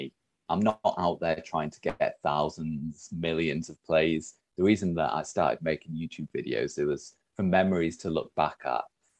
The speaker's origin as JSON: {"language": "English", "town": "Huddersfield", "region": "Yorkshire and the Humber", "country": "United Kingdom", "said": "I'm from Huddersfield."}